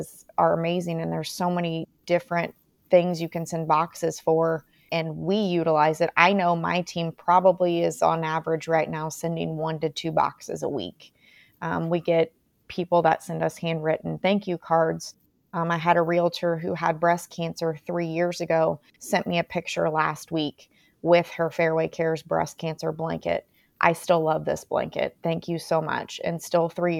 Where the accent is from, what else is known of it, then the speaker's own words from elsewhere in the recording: Mooresville, Indiana, United States; my hometown's Mooresville, Indiana